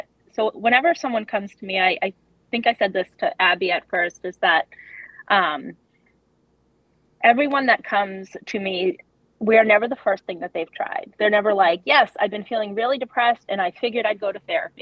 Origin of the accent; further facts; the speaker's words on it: Massachusetts, United States; I was born and raised in Massachusetts